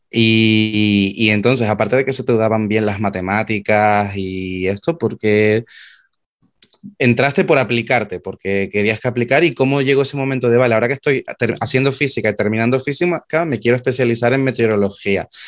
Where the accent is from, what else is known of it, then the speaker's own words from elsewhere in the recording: Canary Islands, Spain; si nosotros ya de por sí somos bastante canarias